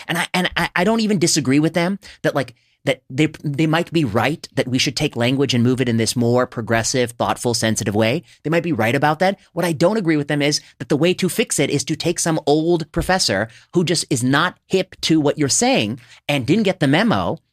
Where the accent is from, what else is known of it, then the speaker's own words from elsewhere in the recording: India; I'm Indian